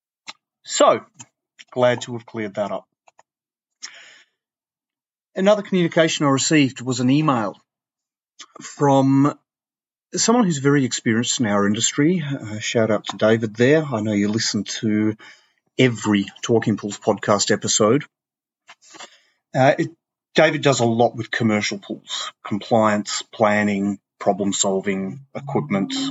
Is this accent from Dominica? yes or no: no; Perth, Western Australia, Australia; my hometown, Perth, 75% of my state's population live in Perth.